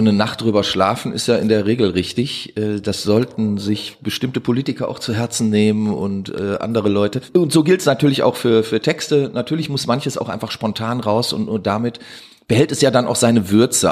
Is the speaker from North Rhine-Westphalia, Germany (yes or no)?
yes; Duisburg, North Rhine-Westphalia, Germany; ich bin in Duisburg-Meiderich groß geworden